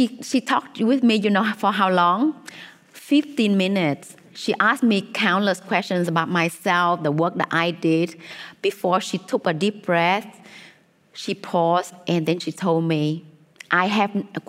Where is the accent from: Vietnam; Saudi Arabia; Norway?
Vietnam; when I was, you know, a child growing up in Vietnam